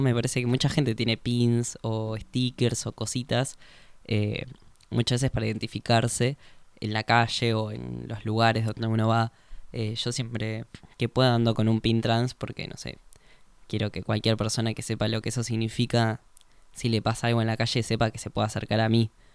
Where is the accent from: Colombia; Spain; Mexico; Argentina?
Argentina; unirnos como argentinos